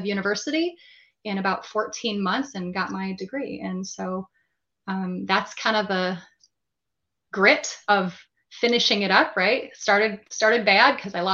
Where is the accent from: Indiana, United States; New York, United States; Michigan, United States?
Michigan, United States; moved away as an adult; move back to my home state with my family of Michigan